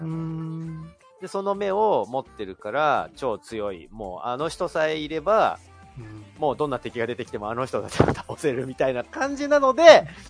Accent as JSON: {"language": "Japanese", "region": "Kanto", "country": "Japan", "said": "僕たち関東の人間からすると"}